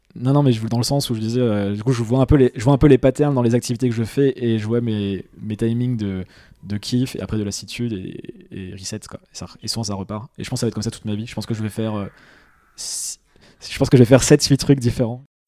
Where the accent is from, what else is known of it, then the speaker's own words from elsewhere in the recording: Nancy, Grand Est, France; je suis de Nancy